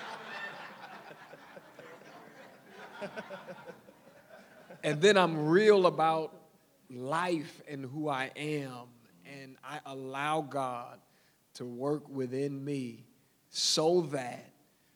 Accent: Detroit, Michigan, United States; moved away; I'm from Motown

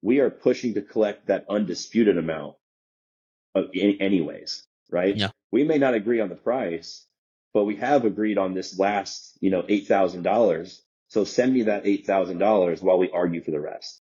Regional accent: Omaha, Nebraska, United States; moved away as an adult; also born or lived in Des Moines, Iowa / Kansas City; I grew up in Omaha, Nebraska, right? So I spent you know 22 ish years there.

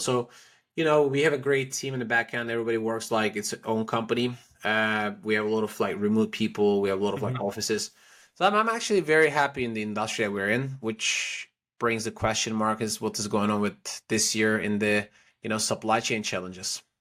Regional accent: Istanbul, Turkey; moved away as an adult; also born or lived in Paris, France / Prague, Czech Republic / China; now in Miami, United States; I was born in Istanbul, Turkey.

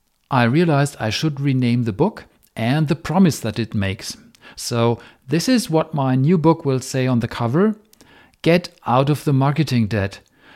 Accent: Germany; first language German; English is a second language; In German, my native tongue, the word for debt, Schulden, is the plural form of the word for guilt, Schuld.

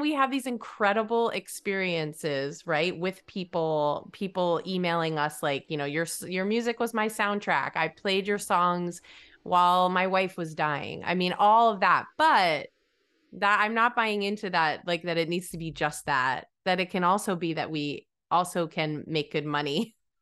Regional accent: New England, United States; when I was young, I grew up in New England

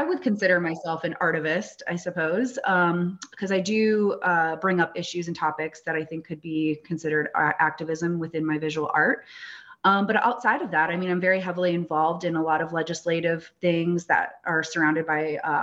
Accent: United States; people find out I'm from Standing Rock.

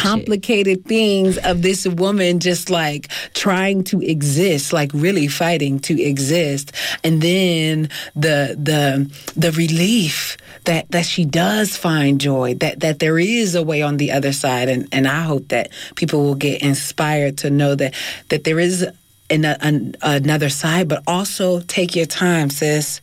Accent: Philadelphia, Pennsylvania, United States; now in California, United States; I'm from North Philly

